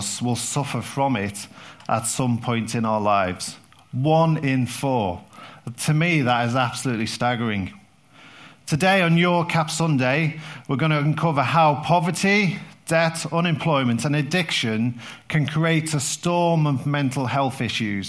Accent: London, United Kingdom; being from South London

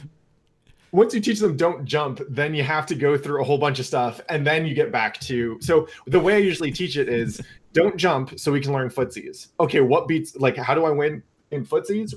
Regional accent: Northern California, United States; I grew up in NorCal

